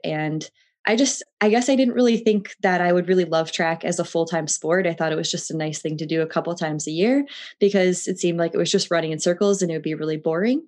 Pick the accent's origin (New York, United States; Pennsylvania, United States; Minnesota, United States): Minnesota, United States; Twin Cities; I grew up in the Twin Cities of Minnesota, just south of Minneapolis and St. Paul